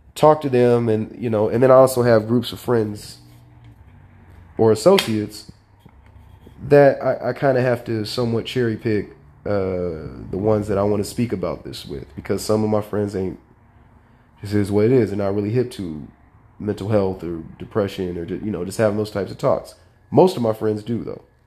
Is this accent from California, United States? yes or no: yes; Sacramento, California, United States; growing up in South Sacramento in a single parent household